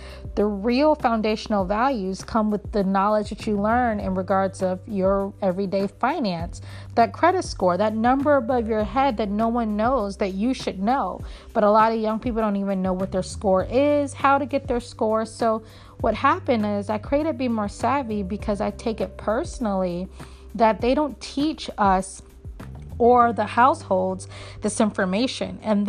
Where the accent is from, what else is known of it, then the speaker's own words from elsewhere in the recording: Virginia, United States; also born or lived in Philadelphia; now in Baltimore, United States; I live in Baltimore. I was raised in Philly, born and raised in Virginia.